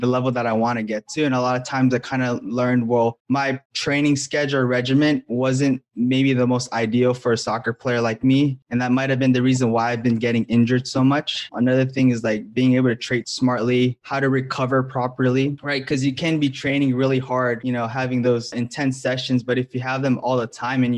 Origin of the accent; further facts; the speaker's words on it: Hawaii, United States; moved away; I'm originally from Hawaii